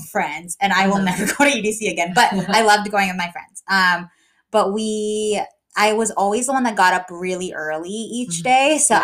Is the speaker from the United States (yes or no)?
yes; San Diego, California, United States; I'm from San Diego